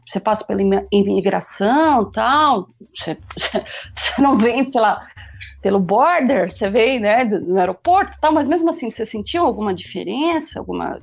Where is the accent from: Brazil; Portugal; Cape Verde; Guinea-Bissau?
Brazil; eu sou brasileira